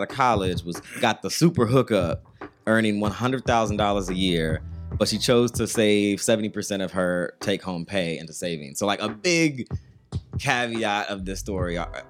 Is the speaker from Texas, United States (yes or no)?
no; California, United States; I'm from California, so that doesn't even make sense to me.